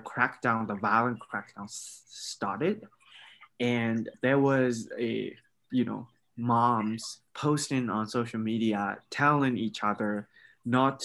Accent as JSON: {"language": "English", "town": "Bago", "region": "Bago Region", "country": "Myanmar", "moved": "as an adult", "lives_now": "Edmond, Oklahoma, United States", "said": "I'm from Bogo."}